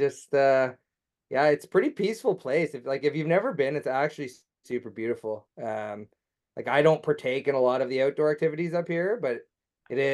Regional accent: Durham Region, Ontario, Canada; moved away as an adult; also born or lived in Oshawa, Ontario; now in Minden, Canada; I'm from Durham

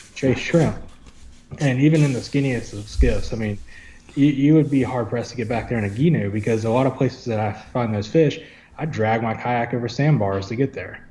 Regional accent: Wilmington, North Carolina, United States; I'm from Wilmington. Um, I mean, I grew up here. I was born here

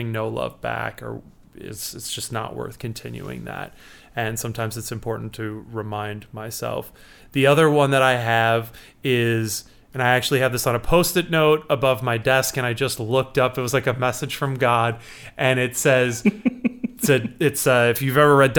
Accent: Chicago, Illinois, United States

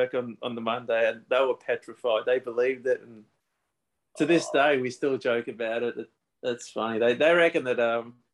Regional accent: Victoria, Australia; being in Victoria, there's so many in my home state that I can choose.

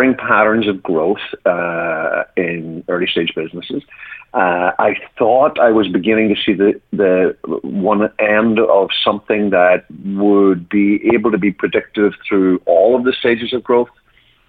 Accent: Ireland; moved away as an adult; also born or lived in United Kingdom; now in United States; I'm from originally from Ireland, and although I've been here 20 years and I'm now an American citizen, my accent has decided not to fully

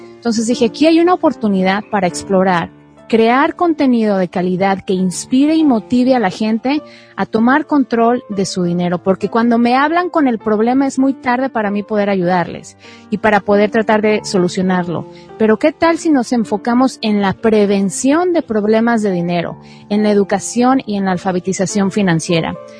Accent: Mexico; moved away as an adult; now in United States; soy mexicana, soy periodista de profesión y emigré a los Estados Unidos hace 15 años

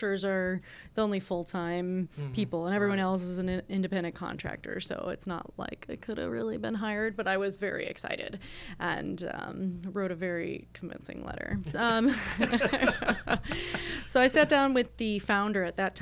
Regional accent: Osceola, Indiana, United States; also born or lived in Mishawaka, Indiana / South Bend, Indiana; I was born on a couch bed in Osceola, Indiana, but for real. So I grew up in Osceola.

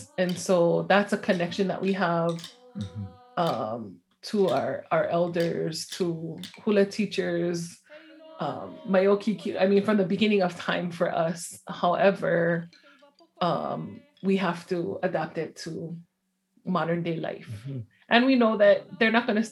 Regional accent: Honolulu, Hawaii, United States; I grew up on the, I guess now it's considered the capital, Honolulu, on the island of Oahu.

